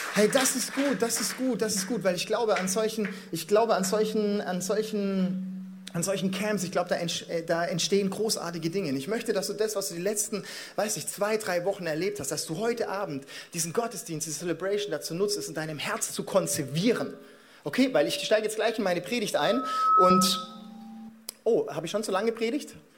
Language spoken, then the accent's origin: German; Stuttgart, Baden-Württemberg, Germany; also born or lived in Mannheim; ich bin Schwabe. Ja, ich bin in Stuttgart geboren